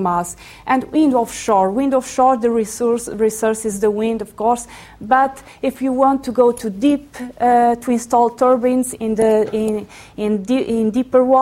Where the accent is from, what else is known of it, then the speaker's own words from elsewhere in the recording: Azores, Portugal; moved away; I was born in the Azores